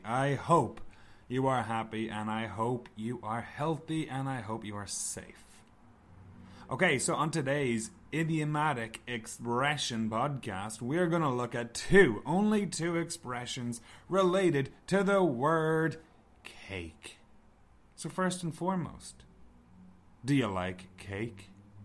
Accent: Ireland; moved away as an adult; now in Canada; we are both from Ireland

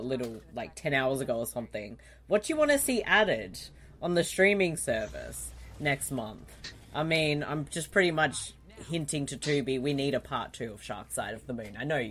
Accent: Australia; that's just my nature as an Aussie.

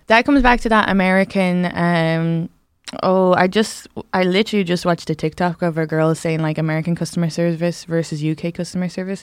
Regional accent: Ireland; moved away; I grew up in the South

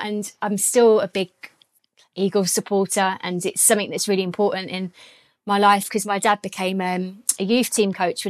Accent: Croydon, London, United Kingdom; also born or lived in Biggin Hill / Orpington; now in Catford, United Kingdom; I was born in Croydon and well, I went to school. Well, actually, I went to school in a place called Biggin Hill. It's a random little place in Kent, kind of ish near Bromley. Yeah, so I went to Croydon, to Biggin Hill, and then I moved again to Orpington.

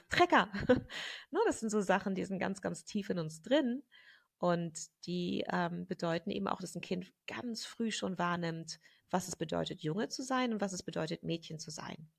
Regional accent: Germany; moved away as an adult; also born or lived in England / London; ich bin in Deutschland aufgewachsen mit, äh, mit einer britischen Mutter

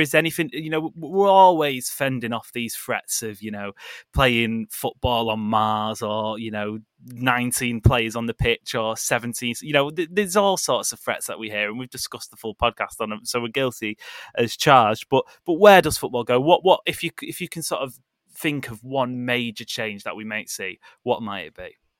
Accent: Stockport, North West England, United Kingdom; I'm from Stockport County

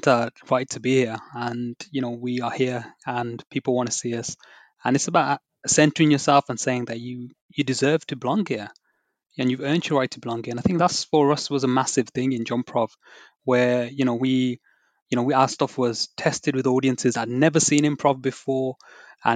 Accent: United Kingdom; I'm a British Asian background

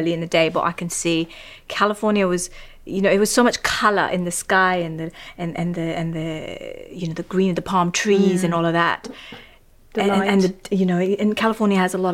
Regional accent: Kathmandu, Bagmati, Nepal; also born or lived in Los Angeles, United States; now in London, United Kingdom; I was raised in Kathmandu.

